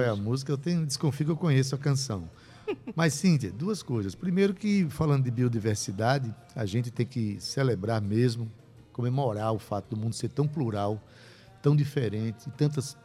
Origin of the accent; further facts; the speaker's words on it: Itabaiana, Paraíba, Brazil; eu sou de lá, eu sou de Itabaiana. Nasci na cidade do Mestre